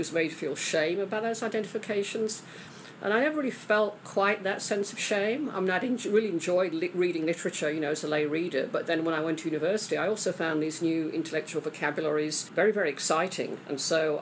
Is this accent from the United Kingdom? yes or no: yes; England, United Kingdom; moved away; I grew up in England